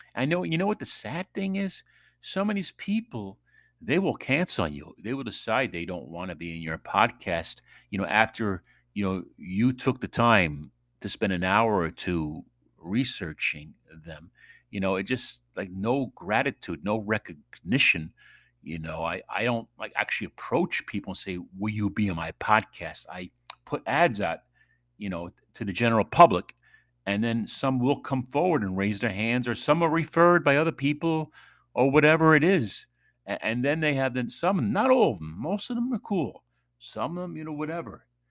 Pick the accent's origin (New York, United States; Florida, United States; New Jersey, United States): New York, United States; moved away; from New York